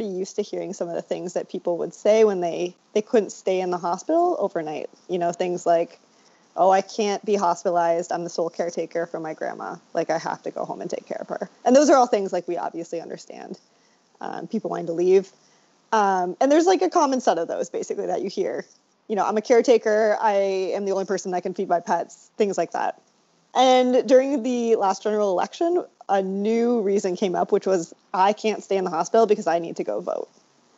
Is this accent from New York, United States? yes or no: no; South Dakota, United States; moved away as an adult; now in Providence, United States; I was kind of mostly raised in South Dakota